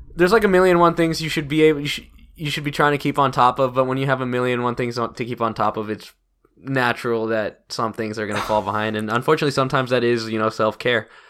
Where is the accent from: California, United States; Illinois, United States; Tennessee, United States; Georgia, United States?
Georgia, United States; Woodstock; also born or lived in Athens, Georgia; I love Woodstock. I love, you know, my hometown